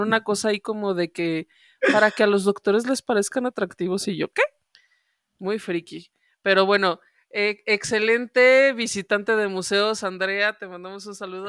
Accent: León, Guanajuato, Mexico; moved away as an adult; now in Mexico City, Mexico; lo que yo no pude hacer en León, porque yo me tuve que venir

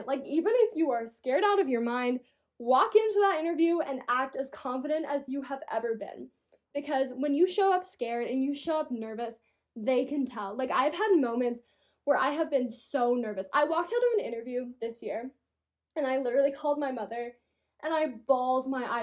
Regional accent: Colorado, United States; I'm from Colorado. I'm from the mountains

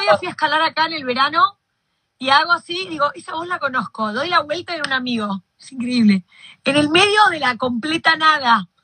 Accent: Argentina; yo soy argentina

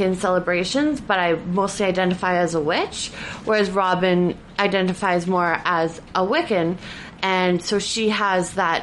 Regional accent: Vancouver, British Columbia, Canada; now in Prince George, Canada; I was originally from Vancouver

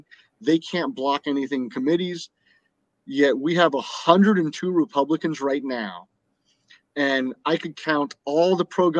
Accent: Miami, Florida, United States; moved away as an adult; now in Tallahassee, United States; I grew up in South Florida

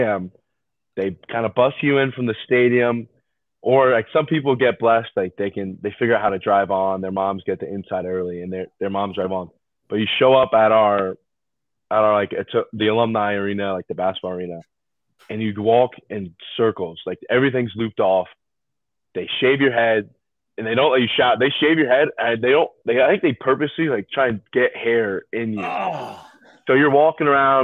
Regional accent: Memphis, Tennessee, United States; moved away as an adult; now in Annapolis, United States; I'm from Memphis, Tennessee, played like public high school

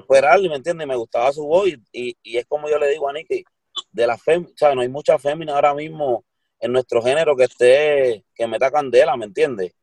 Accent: Puerto Rico; nosotros somos puertorriqueños

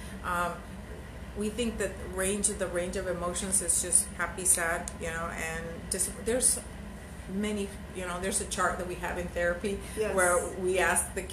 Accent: El Salvador; I'm from El Salvador

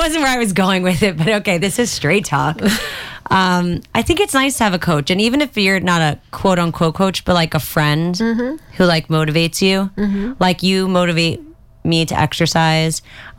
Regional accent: New York City, New York, United States; when I was growing up in Brooklyn.

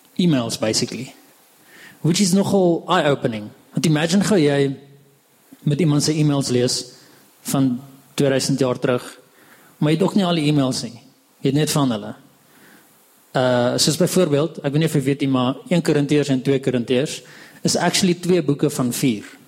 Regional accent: Hartbeespoort, North West, South Africa; also born or lived in Pretoria; ek kom van Hartbeespoort af

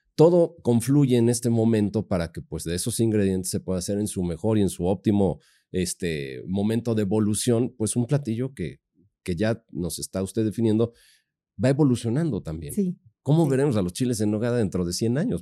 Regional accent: Puebla, Mexico; también nos define como poblanos

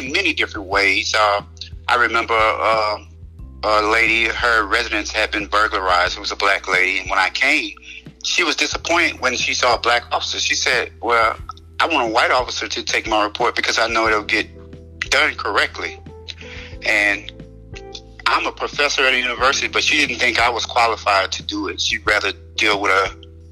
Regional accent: Baton Rouge, Louisiana, United States; I'm from Baton Rouge, Louisiana

